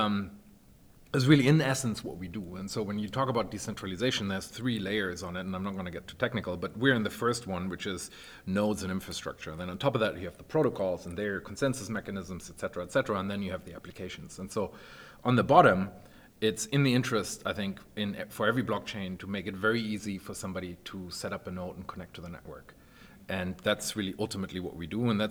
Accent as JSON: {"language": "English", "country": "Germany", "moved": "yes", "said": "I'm originally from Germany and I worked at Deutsche Telekom back in the day"}